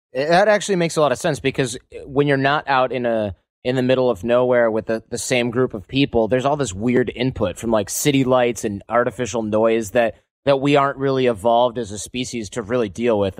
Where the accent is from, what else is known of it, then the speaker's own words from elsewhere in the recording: Detroit, Michigan, United States; also born or lived in Manhattan, New York; now in San Francisco, United States; I'm in San Francisco. I used to live in Manhattan, but I'm from Detroit